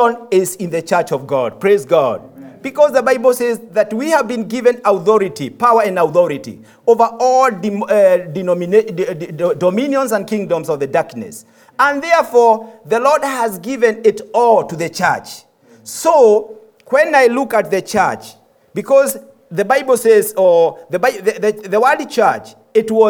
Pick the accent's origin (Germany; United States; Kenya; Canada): Kenya; moved away as an adult; I'm from Kenya. I have been a pastor for 14 years in Kenya